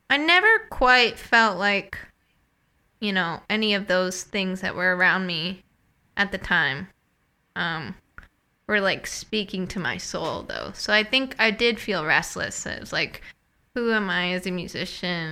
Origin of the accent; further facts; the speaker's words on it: New England, United States; moved away as an adult; also born or lived in Midwest; I was born and raised in New England